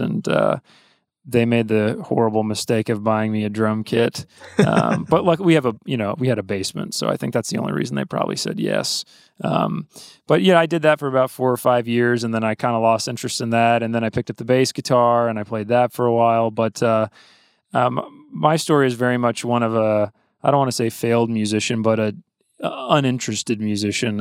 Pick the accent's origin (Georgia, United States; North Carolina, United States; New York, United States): Georgia, United States; Athens; my dad's a university professor at University of Georgia, which is why I grew up in Athens